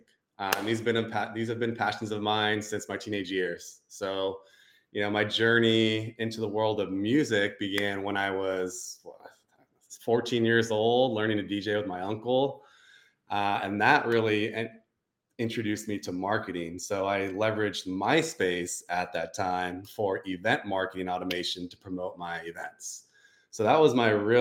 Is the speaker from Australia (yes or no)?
no; Santa Rosa, California, United States; Santa Rosa, my hometown